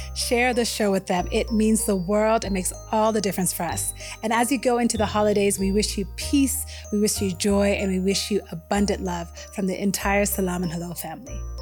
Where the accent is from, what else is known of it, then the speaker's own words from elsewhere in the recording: United States; also born or lived in Ethiopia; I was an immigrant kid growing up in the U S